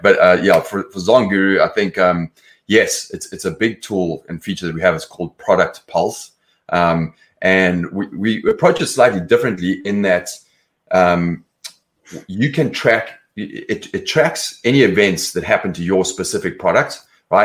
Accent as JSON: {"language": "English", "town": "Johannesburg", "region": "Gauteng", "country": "South Africa", "tie": "born or raised there", "also_born_or_lived": "London", "moved": "as an adult", "lives_now": "Los Angeles, United States", "said": "I'm from South Africa originally. Grew up in Johannesburg. Left there when I was about 24"}